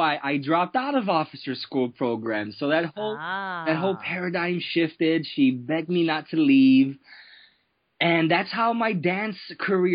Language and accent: English; Chicago, Illinois, United States; moved away as an adult; now in San Diego, United States; I grew up in Chicago.